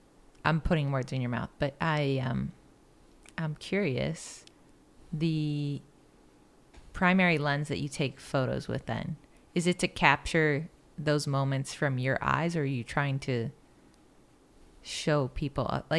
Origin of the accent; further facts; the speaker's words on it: Marietta, Georgia, United States; moved away; I was born in Marietta.